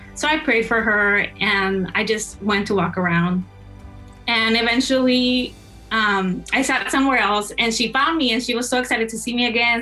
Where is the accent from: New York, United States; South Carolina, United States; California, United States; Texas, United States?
Texas, United States; moved away as an adult; now in Michigan, United States; I grew up in Texas.